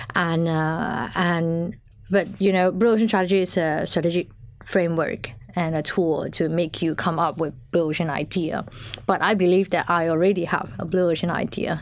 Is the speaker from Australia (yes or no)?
no; Malaysia; moved away as an adult; now in Finland; I'm originally from Malaysia